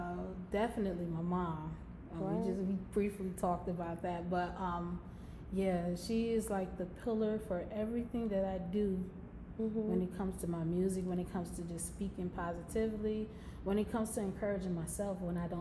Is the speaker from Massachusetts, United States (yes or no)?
no; Milwaukee, Wisconsin, United States; my hometown, which is Milwaukee, Wisconsin.